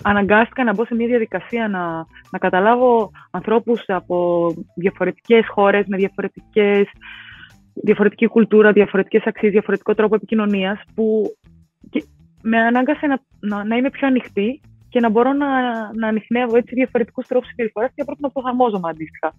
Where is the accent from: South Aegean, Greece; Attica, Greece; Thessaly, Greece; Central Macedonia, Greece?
Attica, Greece; Athens; μεγάλωσα στα Νοηλίσια και ο Ηλυσιακό ήταν ε, η ομάδα τη γειτονιά